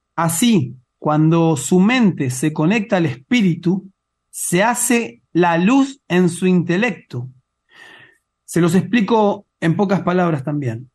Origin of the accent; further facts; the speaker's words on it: Mar del Plata, Buenos Aires Province, Argentina; now in Neuquén, Argentina; yo nací en Mar del Plata